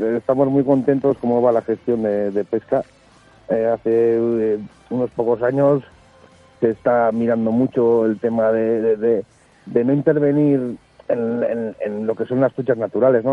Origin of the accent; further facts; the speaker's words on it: Andoain, Basque Country, Spain; en mi pueblo en Andoain